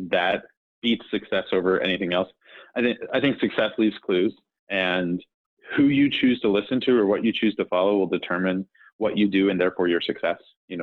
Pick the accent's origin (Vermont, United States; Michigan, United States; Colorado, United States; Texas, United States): Colorado, United States; Aurora; I actually grew up in a town that's next to Denver called Aurora